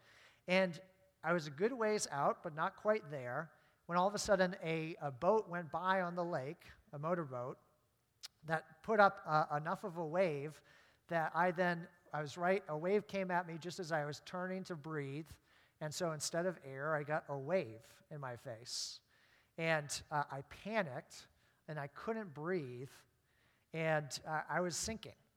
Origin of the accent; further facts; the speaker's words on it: Maine, United States; growing up in Maine